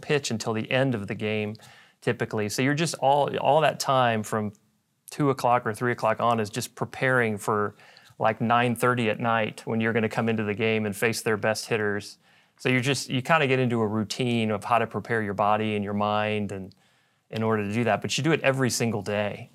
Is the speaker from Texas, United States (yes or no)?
yes; Dallas, Texas, United States; I grew up here in Dallas